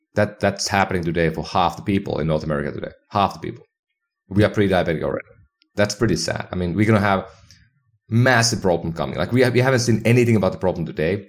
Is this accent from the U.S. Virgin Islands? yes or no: no; Finland; now in United States; my hometown in Finland